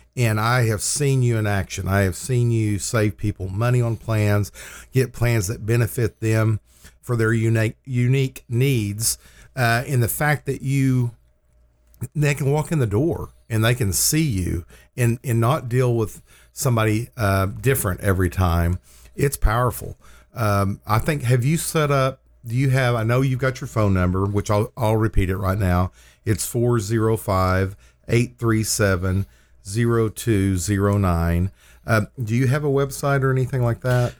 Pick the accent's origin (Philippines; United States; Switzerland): United States; Lindsay, Oklahoma; We were both born and raised in Lindsay, Oklahoma.